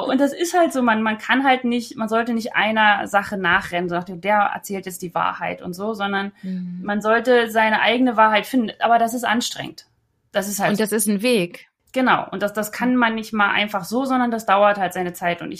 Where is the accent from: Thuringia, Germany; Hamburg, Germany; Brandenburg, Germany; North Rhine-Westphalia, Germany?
Brandenburg, Germany; Potsdam; Da war man dann jeden Monat einmal in Potsdam, war ganz praktisch, weil ich komme ja aus Potsdam und da konnte ich bei meinen Eltern wohnen.